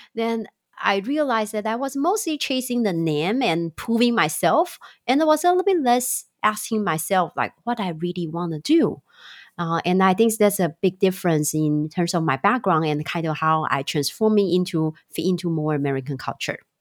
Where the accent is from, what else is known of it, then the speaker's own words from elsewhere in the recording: Taiwan; also born or lived in Chicago, United States; now in California, United States; I'm originally from Taiwan and live in Chicago for seven, eight years